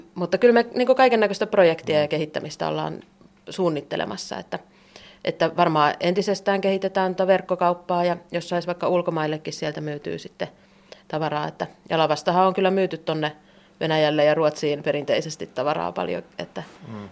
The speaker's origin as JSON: {"language": "Finnish", "town": "Tampere", "region": "Pirkanmaa", "country": "Finland", "moved": "as an adult", "lives_now": "Taivalkoski, Finland", "said": "mäkin olen Tampereelta kotoisin niin, ja lähes koko elämäni kaupungissa asunut"}